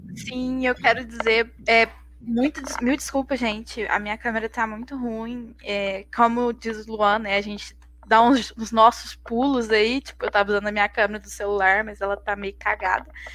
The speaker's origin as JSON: {"language": "Portuguese", "region": "Minas Gerais", "country": "Brazil", "said": "a gente é mineiro"}